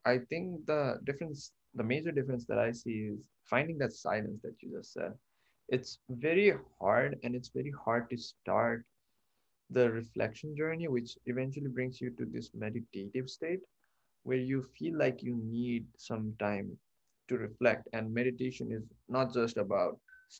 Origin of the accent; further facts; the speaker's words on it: Kathmandu, Bagmati, Nepal; moved away; I am originally from Kathmandu, Nepal